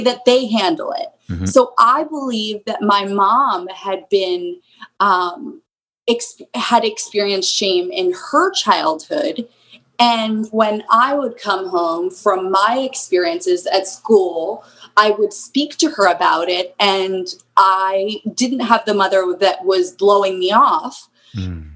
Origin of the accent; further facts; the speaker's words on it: Souderton, Pennsylvania, United States; We grew up in um, Souderton, Pennsylvania